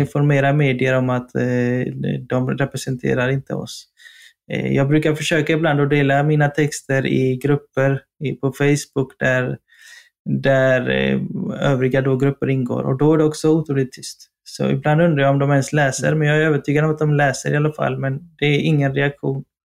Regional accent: Partille, Västra Götaland, Sweden; moved away as an adult; now in Stockholm, Sweden; vi är göteborgare i grunden, du och jag

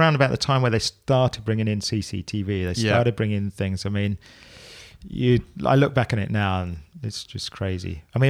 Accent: Luton, East of England, United Kingdom; now in Milton Keynes, United Kingdom; So Luton originally.

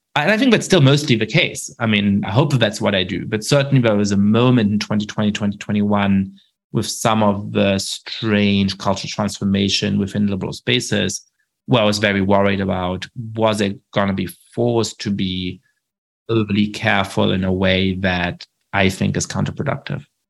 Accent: Germany; I grew up Jewish in Germany

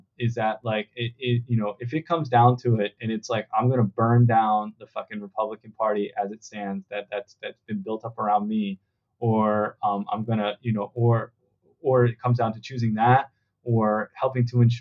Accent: East Coast, United States; moved away; I grew up in the East Coast

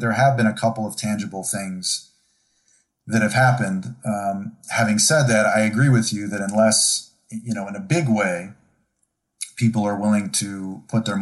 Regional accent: Buffalo, New York, United States; also born or lived in Syracuse; I grew up in Rust Belt, Buffalo, and Syracuse

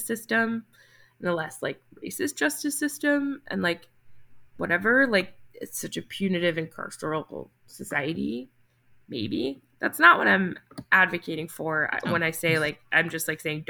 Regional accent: New Jersey, United States; My home state of New Jersey

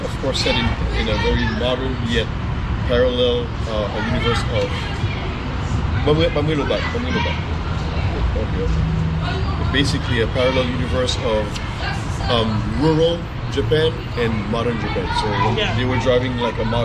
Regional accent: Haiti; moved away; also born or lived in Miami; I'm from Haiti originally. I lived in Miami

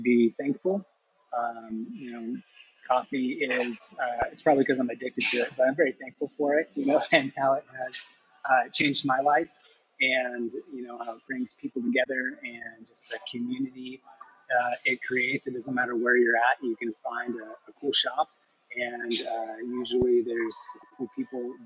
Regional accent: Escondido, California, United States; now in Coeur d'Alene, United States; I was born in Escondido

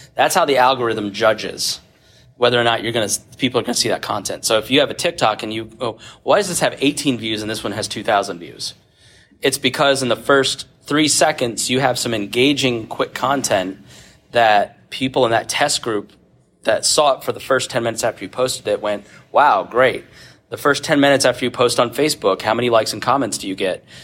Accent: Plainfield, Indiana, United States; moved to Plainfield, Indiana, where I grew up

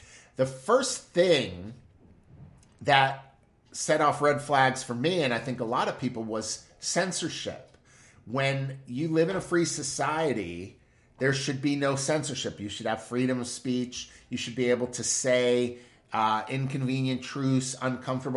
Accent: United States; as an American

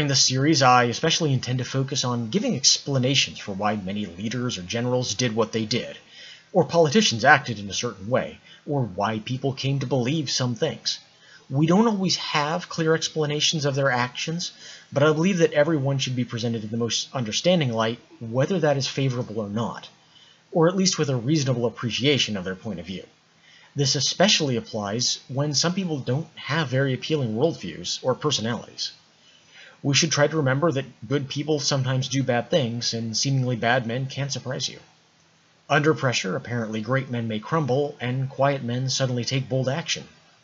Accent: United States; I am American.

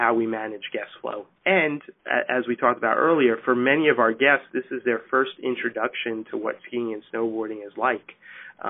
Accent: New Jersey, United States; We live in New Jersey. We grew up in New Jersey

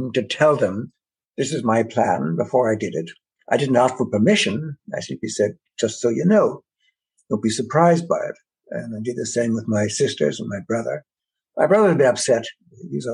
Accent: Ireland; now in Canada; growing up in Ireland during the war, immediate post-war and so on

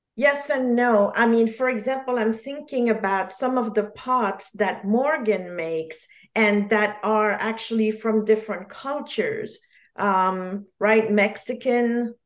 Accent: Geneva, Switzerland; born or raised there; first language French; English is a second language; moved away; also born or lived in New York

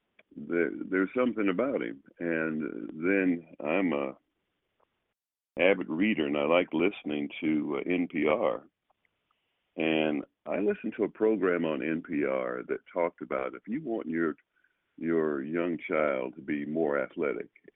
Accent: Oakland, California, United States; also born or lived in Los Angeles, California / Sacramento, California; I grew up in Oakland.

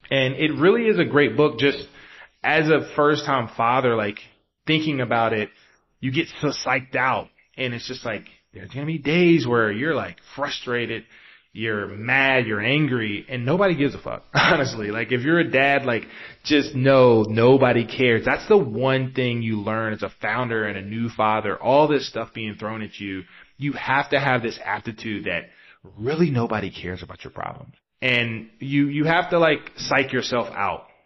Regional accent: East Coast, United States; now in Bay Area, United States; especially if you're taking a six hour flight across the East Coast, like I generally do because I'm from the East Coast.

